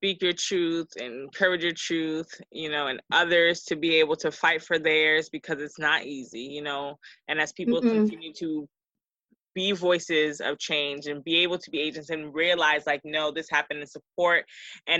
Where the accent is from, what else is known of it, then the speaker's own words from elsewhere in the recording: Georgia, United States; I went back home to Georgia